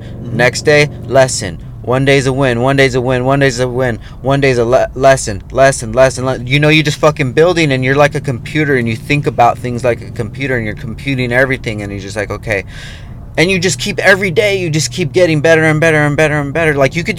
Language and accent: English; Oxnard, California, United States; I come from Oxnard, California